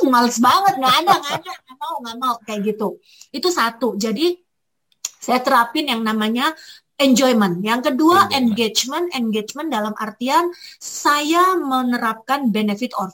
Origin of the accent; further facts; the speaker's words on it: Malang, East Java, Indonesia; saya orang Arema, orang Jawa, orang Indonesia, tapi saya pengen berkiblat kayak orang-orang bule.